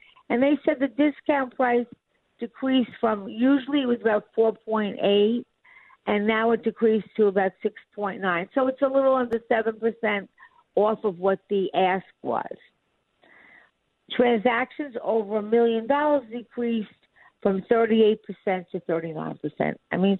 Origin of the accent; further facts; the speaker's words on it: New York, United States; I'm from New York